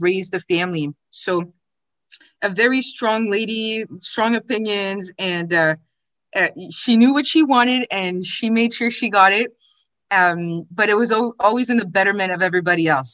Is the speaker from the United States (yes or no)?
no; Ottawa, Ontario, Canada; also born or lived in Quebec City; I was born in Ottawa, although um, my uh, father was in the military, so we did move around a little bit.